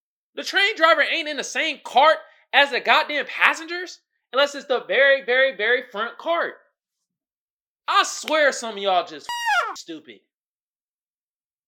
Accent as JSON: {"language": "English", "town": "Oakland", "region": "California", "country": "United States", "said": "I'm from the Bay. I'm from the town."}